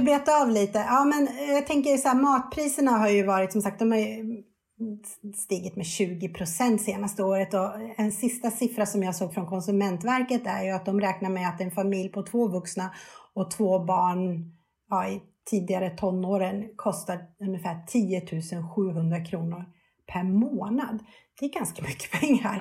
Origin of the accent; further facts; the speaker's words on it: Sweden; vi svenskar